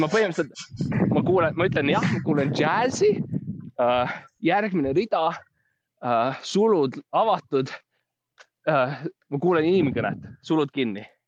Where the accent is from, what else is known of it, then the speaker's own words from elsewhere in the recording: Estonia; ma olen ikkagi eestlane